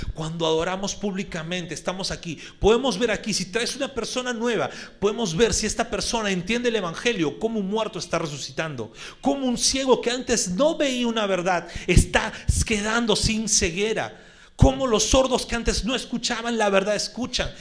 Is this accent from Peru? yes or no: yes; Lima, Peru; los que somos limeñitos costeños